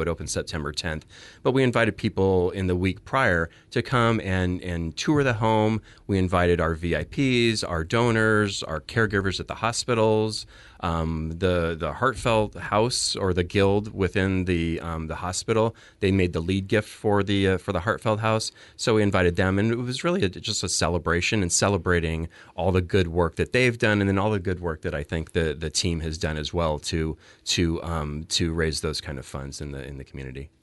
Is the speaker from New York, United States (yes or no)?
no; Phoenix, Arizona, United States; moved away as an adult; also born or lived in New Jersey; now in Oregon, United States; I was born and raised in Phoenix